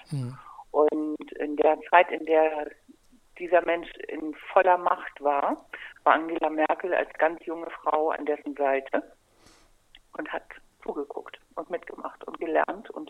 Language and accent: German; Kiel, Schleswig-Holstein, Germany; wie gesagt, ich komme aus dem Norden dieses wunderbaren Landes. Ich komme aus Kiel